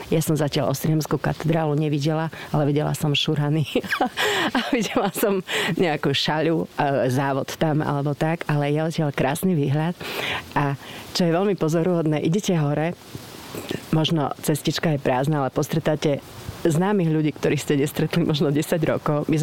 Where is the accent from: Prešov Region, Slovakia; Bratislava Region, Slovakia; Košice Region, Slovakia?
Košice Region, Slovakia; Košice; moved away as an adult; also born or lived in Nitra; som rodačka z Košíc a prišla som do Nitry 1. mája 1983.